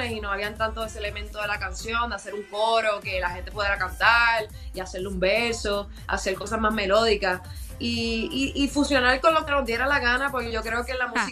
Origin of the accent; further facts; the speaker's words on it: Puerto Rico; venimos de obviamente de Puerto Rico, nos criamos con reggaetón, nos encanta la música urbana y todos los aspectos de la música urbana, el hip hop, el trap, el dancehall.